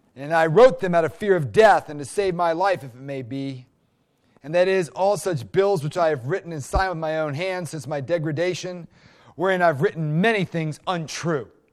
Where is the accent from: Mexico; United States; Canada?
United States; as an American